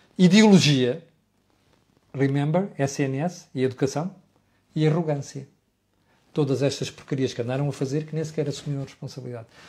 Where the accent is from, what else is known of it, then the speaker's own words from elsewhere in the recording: Portugal; Eu, como português